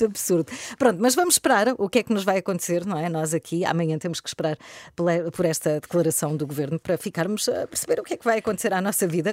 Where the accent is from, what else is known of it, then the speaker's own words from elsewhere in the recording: Algarve, Portugal; moved away; eu, que sou do Algarve, que tenho a minha família toda praticamente no Algarve